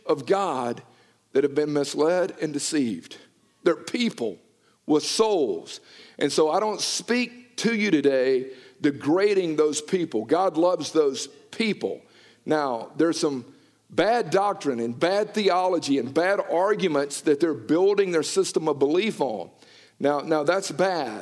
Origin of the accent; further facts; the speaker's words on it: United States; I grew up in the Bible Belt down in Noonan